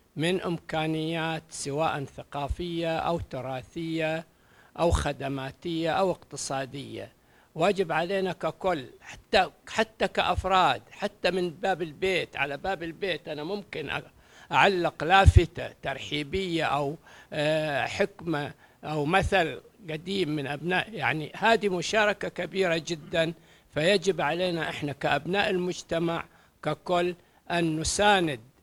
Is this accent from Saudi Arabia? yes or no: yes; Qatif, Eastern Province, Saudi Arabia; احنا كابناء مجتمع القطيف